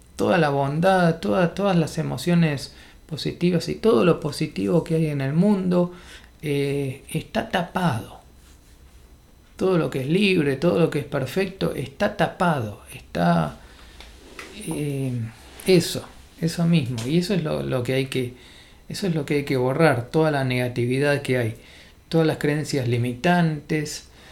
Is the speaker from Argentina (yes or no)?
yes; Argentina; nací en Argentina